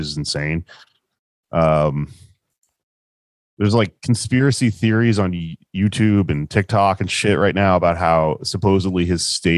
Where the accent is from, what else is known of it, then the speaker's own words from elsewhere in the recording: Houston, Texas, United States; I'm from Houston